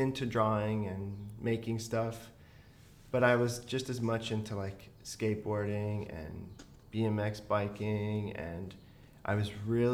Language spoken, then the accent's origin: English; Virginia, United States; also born or lived in Georgia; I grew up mostly in Virginia